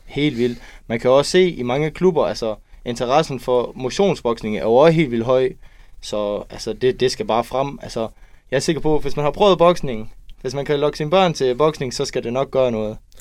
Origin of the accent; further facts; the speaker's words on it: Kolding, Southern Denmark, Denmark; Jeg er en dreng fra Kolding, som lige har købt hus, 21 år gammel